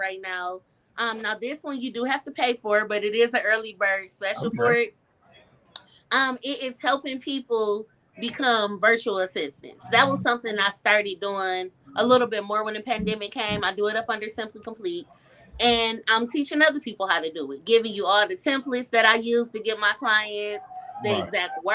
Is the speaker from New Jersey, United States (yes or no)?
no; Flint, Michigan, United States; now in Illinois, United States; I always tell people I'm Illinois, but I was born and raised in Flint, Michigan